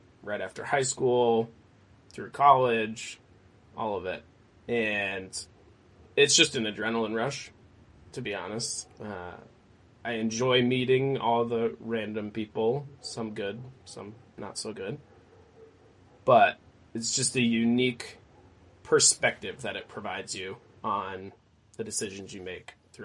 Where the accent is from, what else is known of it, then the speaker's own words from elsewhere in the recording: Maine, United States; Born and raised in Maine